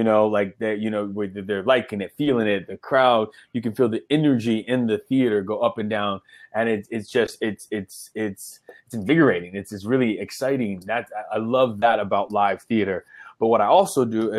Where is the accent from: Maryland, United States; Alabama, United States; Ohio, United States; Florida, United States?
Florida, United States; Miami; also born or lived in Chicago, Illinois; I'm from Miami, Florida, because that's where I did all my schooling, but my parents and, they're from Chicago